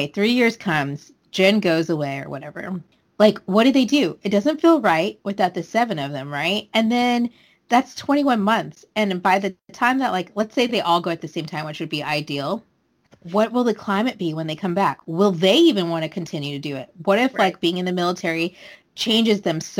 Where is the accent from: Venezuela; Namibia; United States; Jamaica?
United States; I know I'm American. I know I'm coming from my American point of view.